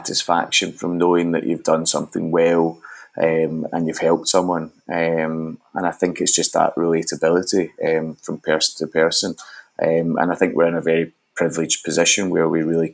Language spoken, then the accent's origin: English; Glasgow, Scotland, United Kingdom; I grew up in Glasgow, Scotland.